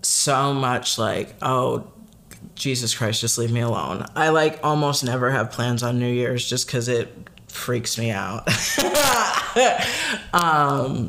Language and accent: English; Chicago, Illinois, United States; moved away as an adult; also born or lived in Michigan; now in Wisconsin, United States; I grew up in the Chicagoland area